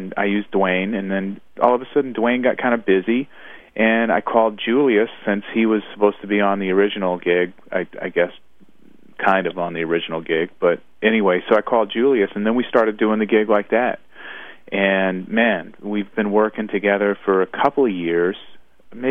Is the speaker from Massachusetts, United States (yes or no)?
no; Oklahoma, United States; also born or lived in Alabama / Baltimore; somebody who grew up in Oklahoma, but I was born in Alabama